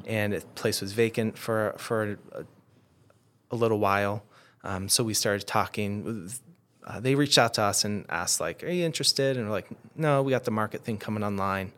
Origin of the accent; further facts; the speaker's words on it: Adirondacks, New York, United States; I grew up in the Adirondacks